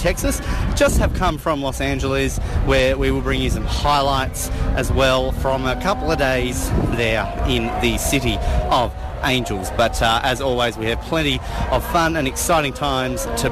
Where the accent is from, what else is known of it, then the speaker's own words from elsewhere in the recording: Australia; I was from Australia